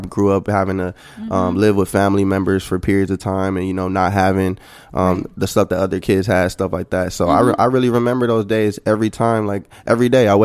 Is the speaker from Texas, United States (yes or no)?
yes; San Antonio, Texas, United States; moved away; also born or lived in South Central Los Angeles, California; It's the part of San Antonio that I'm from where most can't even go and hang out